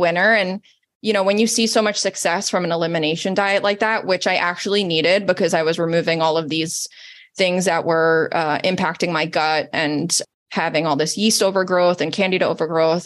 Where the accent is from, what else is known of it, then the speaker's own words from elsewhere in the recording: Italy; moved away; I'm Italian, born and raised in Italy, off the boat